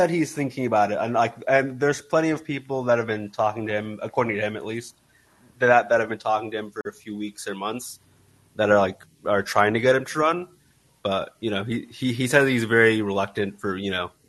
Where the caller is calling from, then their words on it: San Diego, California, United States; I, am calling from San Diego.